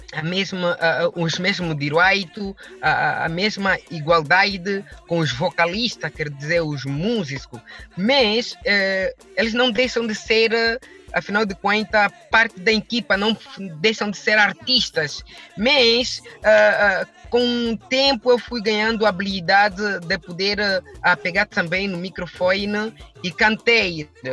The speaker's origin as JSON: {"language": "Portuguese", "country": "Angola", "tie": "born or raised there", "said": "Eu sou um cidadão de nacionalidade angolena"}